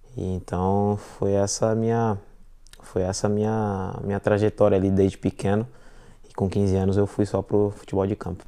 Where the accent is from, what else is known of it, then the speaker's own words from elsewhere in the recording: Ribeirão Pires, São Paulo, Brazil; moved away as an adult; now in London, United Kingdom; minha cidade, onde eu nasci, Ribeirão Pires